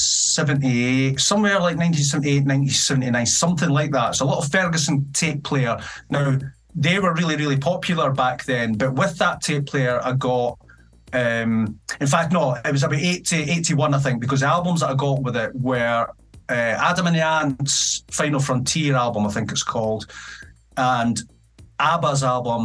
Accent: Edinburgh, Scotland, United Kingdom; also born or lived in Dunfermline / Penicuik; I was born in 1973 in Edinburgh, and I lived in a place called Gracemount in the High Flats with my mum

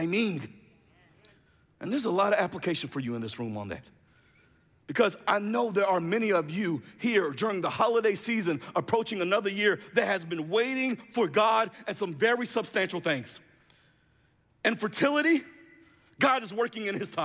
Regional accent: Jacksonville, Florida, United States; I'm from Jacksonville, Florida.

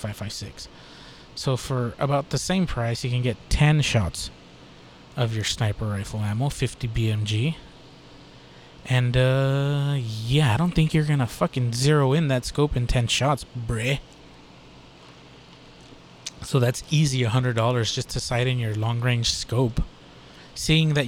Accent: Texas, United States; I'm from Texas.

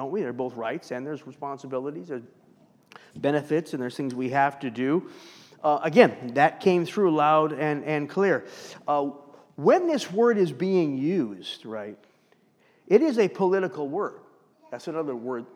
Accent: Los Angeles, California, United States; I'm from Los Angeles

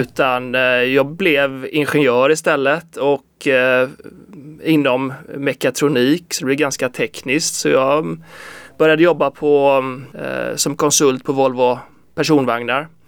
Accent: Kungsbacka, Halland County, Sweden; moved away as an adult; now in Gothenburg, Sweden; jag är faktiskt från Kungsbacka, söder om Göteborg

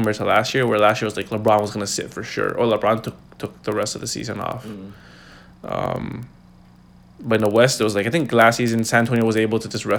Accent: Toronto, Ontario, Canada; We're from Toronto

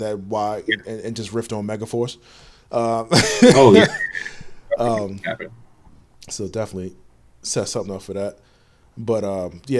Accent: United States; being an American

